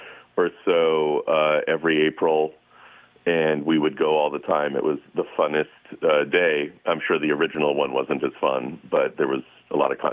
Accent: Russia; now in United States; I came as a refugee from Russia

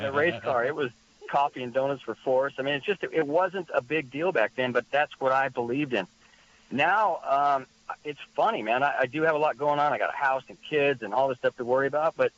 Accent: San Luis Obispo, California, United States; out in the hills where I grew up in San Luis Obispo

